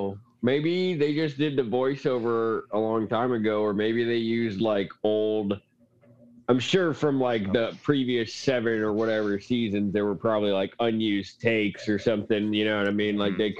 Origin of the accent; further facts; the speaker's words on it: Montana, United States; growing up in Montana